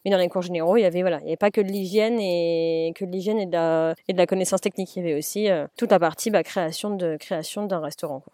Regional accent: Paris, Île-de-France, France; moved away as an adult; now in Rennes, France; Paris qui sont mes origines à moi quand même vu que je suis née à Paris

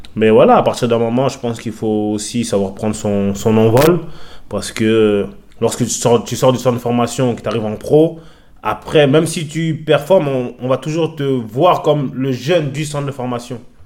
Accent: France; moved away as an adult; also born or lived in England; je suis français

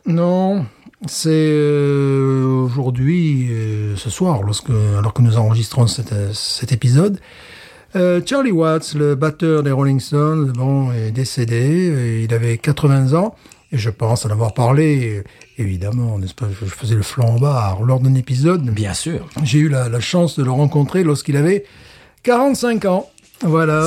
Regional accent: Alès, Occitania, France; moved away; also born or lived in Fontainebleau; dans ma ville natale, à Alès

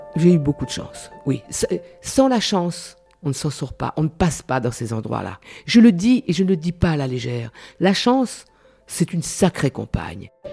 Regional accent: Réunion; moved away; je suis d'abord créole. Après, je suis française

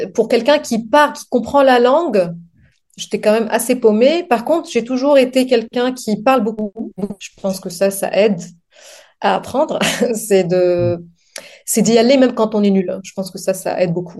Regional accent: Lebanon; French is a second language; moved away as an adult; also born or lived in Montpellier, France; now in France; je viens du Liban.

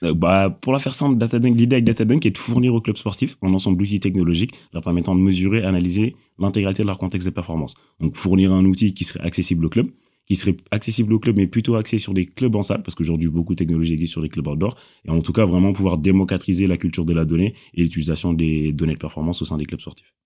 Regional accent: Senegal; now in Normandy, France; je suis originaire du Sénégal

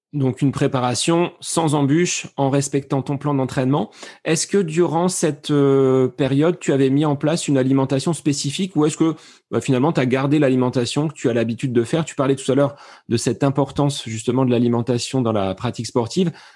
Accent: France; chez nous en France

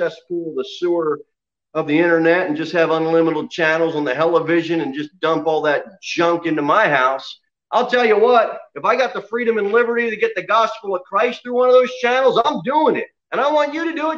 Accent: United States; as an American

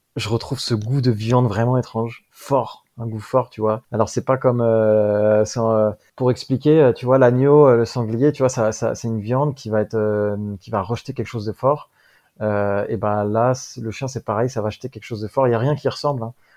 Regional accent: France; qu'on a nous en Europe ou en France

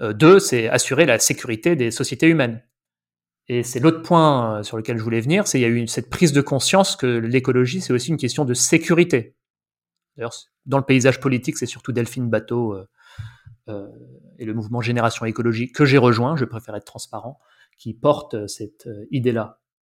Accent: Paris, Île-de-France, France; also born or lived in Ariège; je suis parisien. Euh, j'ai vécu une bonne partie de ma vie à Paris

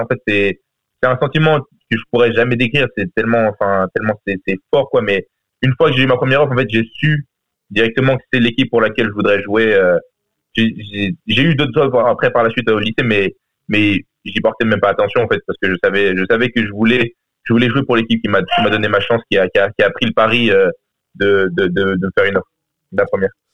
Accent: France; now in United States; j'ai quitté la France assez tôt

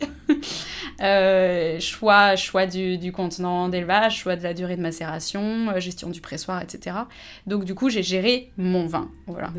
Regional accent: Annecy, Auvergne-Rhône-Alpes, France; moved away as an adult; also born or lived in Lyon / Montpellier; now in La Motte-Servolex, France; j'ai grandi à Annecy, donc je suis de Haute-Savoie

